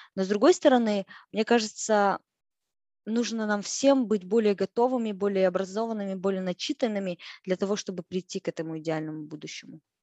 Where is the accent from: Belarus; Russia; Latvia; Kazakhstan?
Kazakhstan; moved away as an adult; я казашка, я навсегда буду казашкой традиционной, той самой девочкой из деревни, той самой, да, казашкой, которая выросла вот именно в такой казахской семье